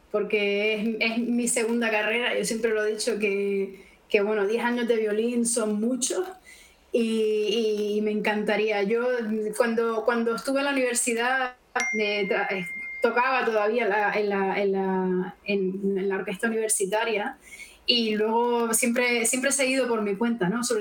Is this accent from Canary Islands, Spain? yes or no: yes; Canary Islands, Spain; Es decir, yo sí, pero yo soy canaria, ¿no? Entonces es un poco, aunque sí que me siento española y europea, siempre les explico a la gente, yo, yo soy de África, nos estamos a tres horas de la península